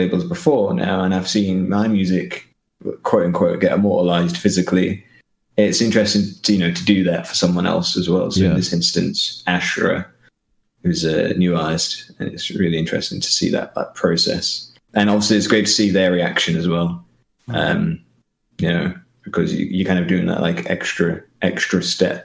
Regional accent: England, United Kingdom; moved away as an adult; now in Luxembourg; all of us coming from England

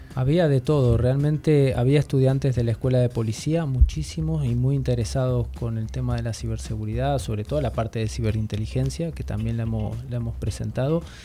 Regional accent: Argentina; moved away; yo que vengo de Argentina

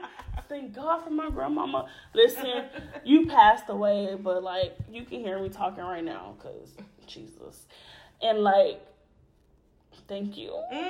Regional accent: Houston, Texas, United States; I'm from Houston. We all from Houston.

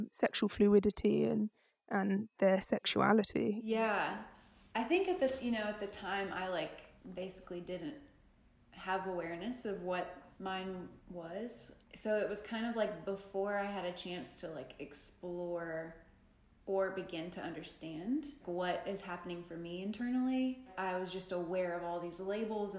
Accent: Tennessee, United States; I grew up in the South, I grew up in Tennessee

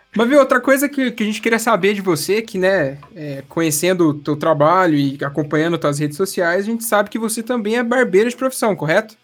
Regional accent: Espírito Santo do Pinhal, São Paulo, Brazil; now in Paraná, Brazil; Do lado tem uma cidade que chama Espírito Santo do Pinhal, sou dali

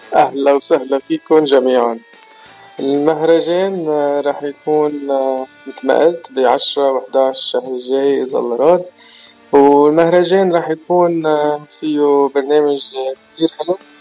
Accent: Baabda, Mount Lebanon, Lebanon; moved away as an adult; also born or lived in Riverside; أنا الأصل من لبنان بعبدة صار لي بالاغتراب من آه، سنة 1998

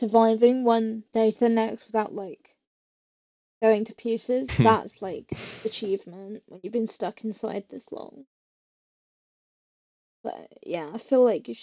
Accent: England, United Kingdom; I'm not from Sheffield, but I am from England

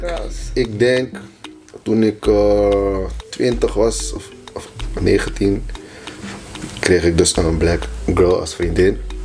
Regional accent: Haarlem, North Holland, Netherlands; de plek waar ik vandaan kom, waren geen black girls

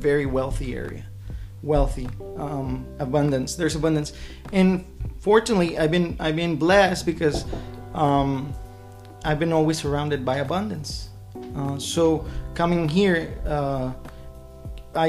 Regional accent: Silao, Guanajuato, Mexico; English is a second language; moved away as an adult; also born or lived in León, Guanajuato; now in Omaha, United States; I am originally from Mexico. I was born in León, Guanajuato, and I grew up in the city of Silao, Guanajuato.

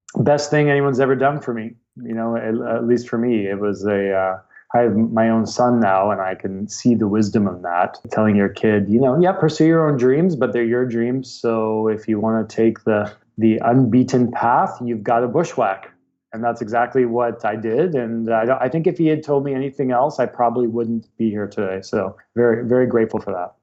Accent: Vancouver, British Columbia, Canada; also born or lived in Ontario; I'm from Vancouver, BC. I was not quite born here, but almost. I moved here as an infant from uh, Ontario, so don't really remember the East Coast. So Vancouver raised

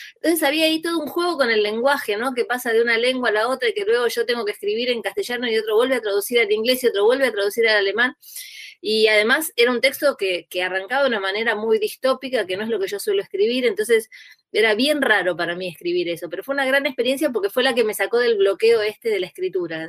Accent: Burzaco, Buenos Aires Province, Argentina; crecí en Bursaco

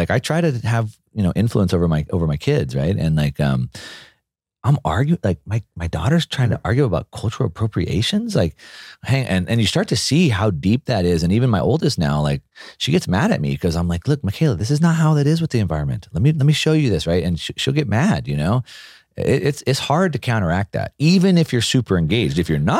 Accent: California, United States; also born or lived in Texas; Growing up in Southern California or in South Texas until I was in junior high, my parents were pretty grassroots politically organized.

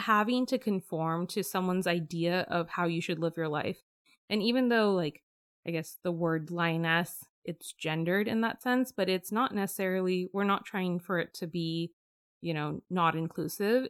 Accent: Bay Area, California, United States; growing up in the Bay Area.

